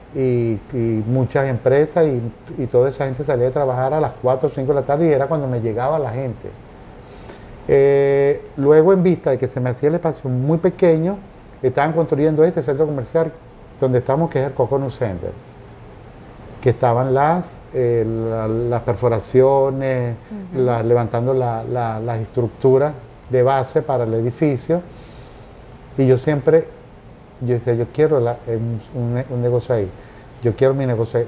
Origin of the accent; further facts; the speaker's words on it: Carúpano, Sucre, Venezuela; moved away; Yo nací, yo nací en Carúpano, estado Sucre, un 8 de octubre, y eh, adoro ese pueblo, mi infancia espectacular